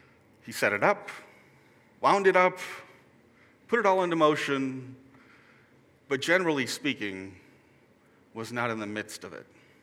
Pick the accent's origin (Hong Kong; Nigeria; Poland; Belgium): Hong Kong; also born or lived in New York, United States; I was born in New York, in a suburb just outside the city, to a pair of Lutheran school teachers. When I was just a toddler, we moved to Hong Kong.